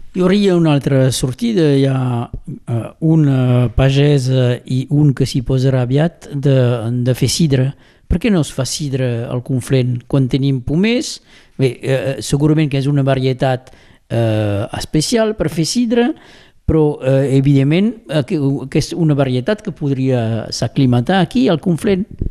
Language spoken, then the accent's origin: Catalan; Rià, Occitania, France; Com sóc de Rià